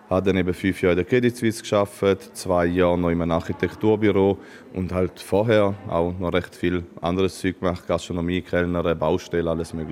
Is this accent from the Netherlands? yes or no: no; Schaffhausen, Switzerland; ich komme aus Schaffhausen.